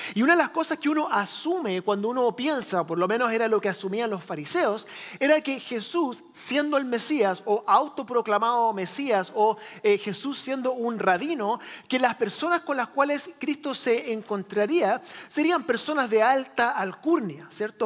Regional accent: Chile; moved away; yo crecí en Chile, país del tercer mundo, en los años 80

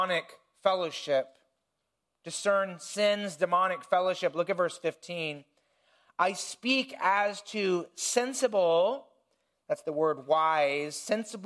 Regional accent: Indiana, United States; I grew up in Indiana, in the country

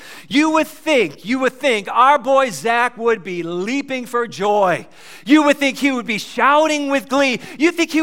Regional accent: New York, United States; I'm from New York

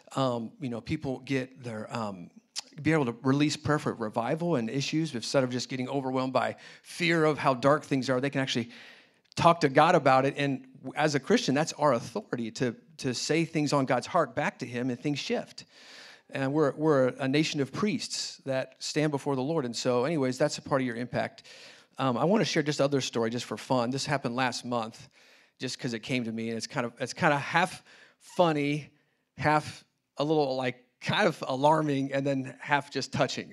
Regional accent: Indianapolis, Indiana, United States; also born or lived in China; now in Kansas City, United States; I grew up in Indianapolis

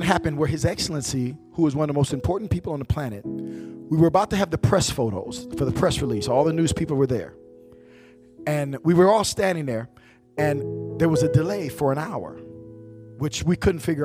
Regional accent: Flint, Michigan, United States; I'm from Flint, Michigan

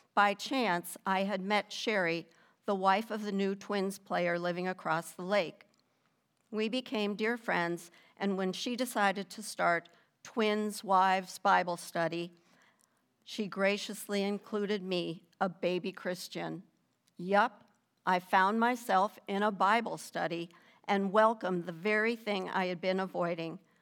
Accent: Minnesota, United States; also born or lived in North Carolina; we're from Minnesota originally

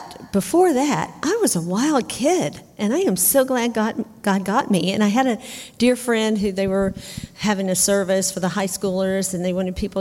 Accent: Arkansas, United States; moved away; I grew up in Arkansas

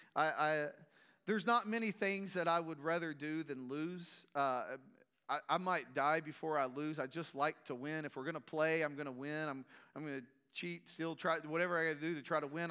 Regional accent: Strawn, Texas, United States; growing up in Strawn, a small community

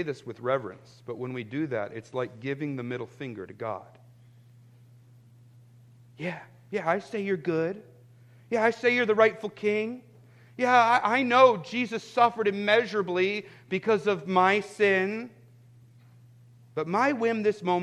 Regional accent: United States; I'm actually proud to be an American

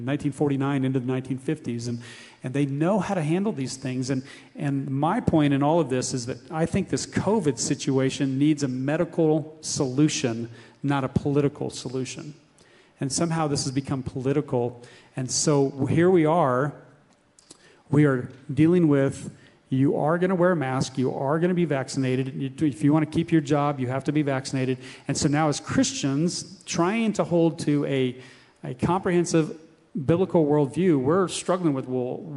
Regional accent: United States; As Americans, we're raised with this individualism

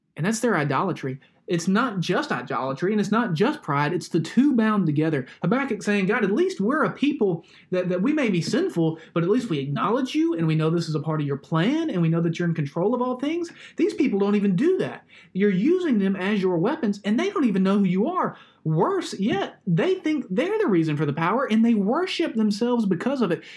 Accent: Alabama, United States; Growing up in Alabama

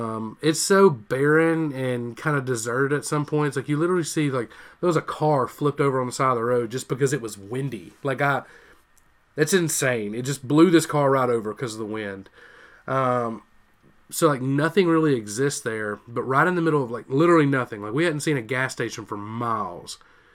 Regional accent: West Monroe, Louisiana, United States; There's a Burger King in my hometown in West Monroe, Louisiana

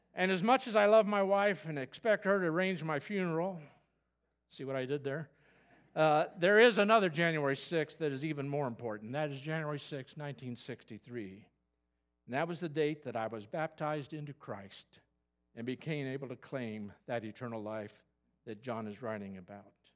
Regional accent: Kokomo, Indiana, United States; moved away; also born or lived in Elwood, Indiana; I grew up in Kokomo

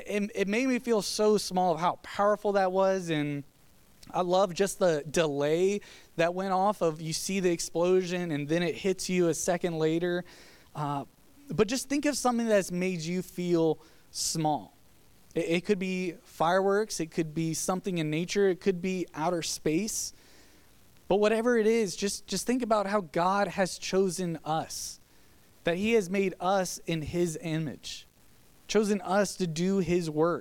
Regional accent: Virginia, United States; now in Georgia, United States; Growing up in Virginia

